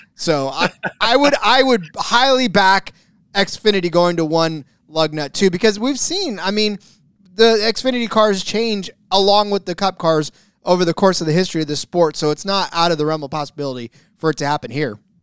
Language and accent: English; California, United States; my home state of California